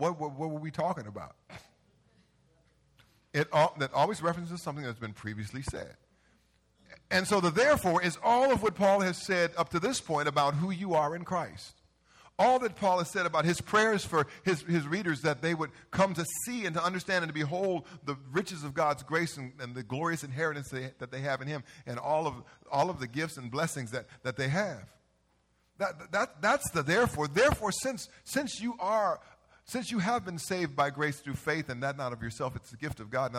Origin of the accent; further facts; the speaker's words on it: Carson, California, United States; growing up in Carson, on Avalon and 169th Centerview